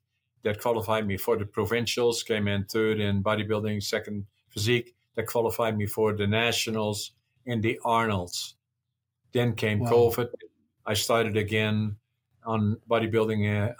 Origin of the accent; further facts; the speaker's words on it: Netherlands; now in Canada; No, I'm Canadian. I didn't preserve my Dutch. I don't intend to go back there to live. I live here in Canada.